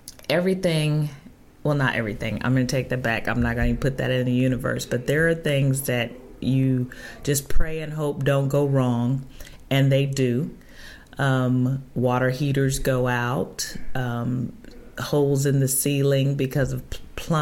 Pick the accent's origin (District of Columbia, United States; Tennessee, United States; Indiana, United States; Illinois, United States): Illinois, United States; Chicago; moved away; I was originally from Chicago